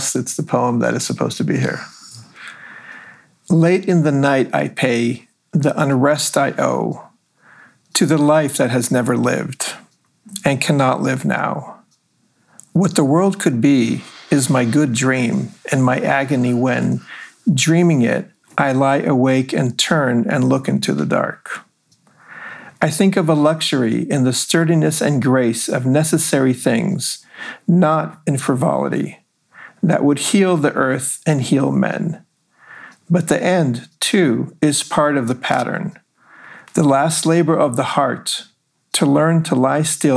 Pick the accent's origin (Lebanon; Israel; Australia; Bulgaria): Israel; moved away as an adult; also born or lived in Los Angeles, California, United States; now in United States; my experiences growing up in Israel